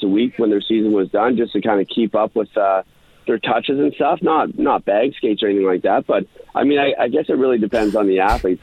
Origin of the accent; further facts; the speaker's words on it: Pictou County, Nova Scotia, Canada; in the arena here in Pictou County